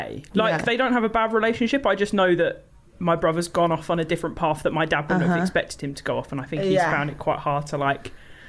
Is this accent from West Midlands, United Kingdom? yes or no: no; Kent, South East England, United Kingdom; born or raised there